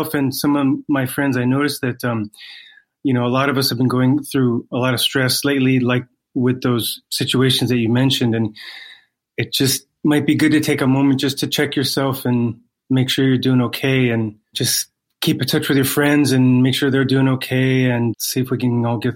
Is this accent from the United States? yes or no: yes; Hawaii, United States; moved away as an adult; now in Los Angeles, United States; I grew up in Hawaii.